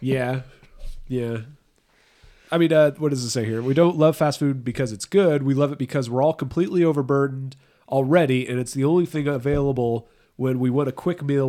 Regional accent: Southern California, United States; I'm from Southern California

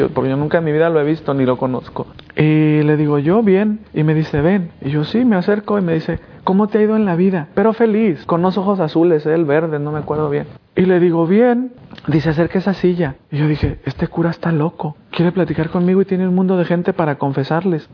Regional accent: Diocese of Guadalajara, Jalisco, Mexico; en el seminario de mi, de mi diócesis en Guadalajara, México.

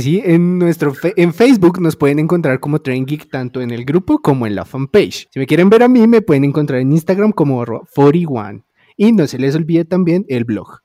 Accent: Bogotá, Colombia; nosotros como bogotanos

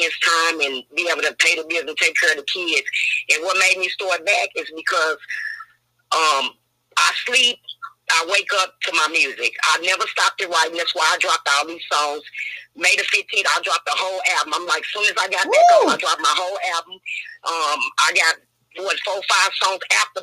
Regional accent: Oklahoma City, Oklahoma, United States; I'm from the 405. I rep nothing but the East Side.

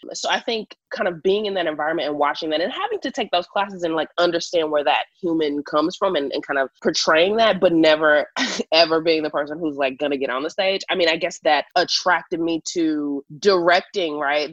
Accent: Houston, Texas, United States; now in Los Angeles, United States; born and raised in Houston, Texas, and now I live in Los Angeles

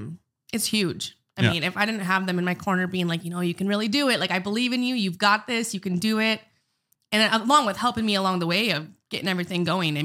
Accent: Bismarck, North Dakota, United States; I'm from Bismarck originally.

